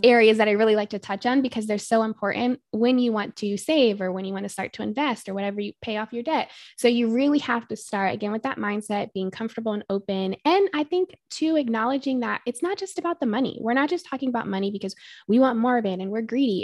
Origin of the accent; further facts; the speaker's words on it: North Carolina, United States; moved away as an adult; now in Arizona, United States; I am originally from North Carolina. I went to school out there for undergraduate and grew up all throughout North Carolina